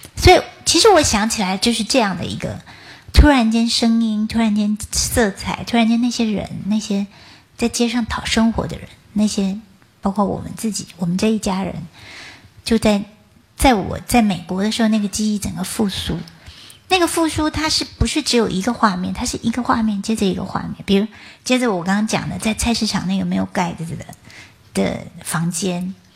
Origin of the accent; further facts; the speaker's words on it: Taichung, Taiwan; 我是出生在台中的一个乡下地方。那我们那个地方就是，爸爸是木匠